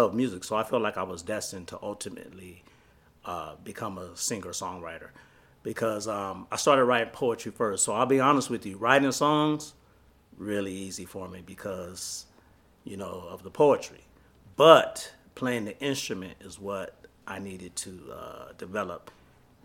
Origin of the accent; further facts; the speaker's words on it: Los Angeles, California, United States; moved away; I'm from Los Angeles, California